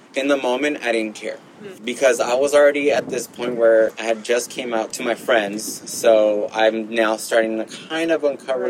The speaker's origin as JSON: {"language": "English", "town": "Gardena", "region": "California", "country": "United States", "tie": "born or raised there", "also_born_or_lived": "Los Angeles", "said": "grew up in Gardena"}